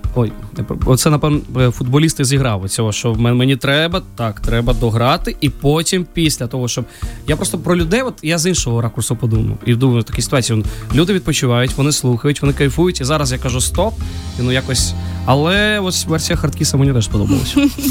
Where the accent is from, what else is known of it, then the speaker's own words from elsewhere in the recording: Kyiv, Ukraine; also born or lived in Georgia; Я народився в Грузії, коли а, в мені було 6 років. Ну, Війна почалася, і тому ми приїхали з батьками до України. Ось і в школу, і до Києва, школу, і університет я все закінчив вже тут.